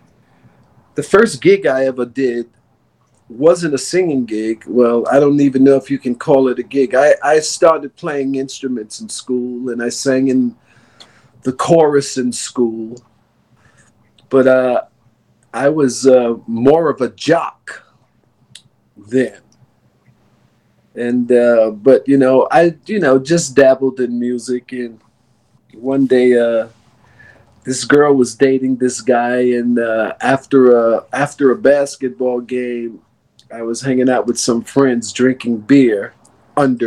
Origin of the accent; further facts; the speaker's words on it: New York City, New York, United States; Born and raised in New York City